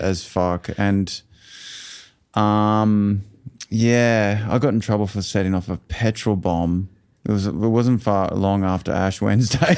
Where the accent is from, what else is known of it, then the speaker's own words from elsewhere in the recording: Toowoomba, Queensland, Australia; also born or lived in Brisbane; we grew up in Toowoomba